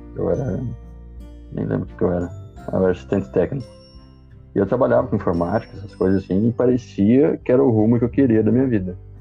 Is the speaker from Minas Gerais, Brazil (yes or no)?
no; Passo Fundo, Rio Grande do Sul, Brazil; sou aqui de Passo Fundo, Rio Grande do Sul